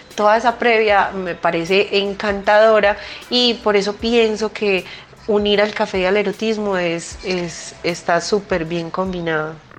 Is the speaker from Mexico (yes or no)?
no; Colombia; nosotros como colombianos